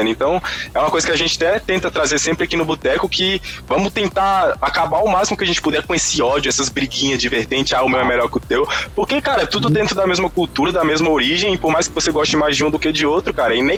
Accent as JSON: {"language": "Portuguese", "town": "Brasília", "region": "Federal District", "country": "Brazil", "said": "nós três somos de Brasília."}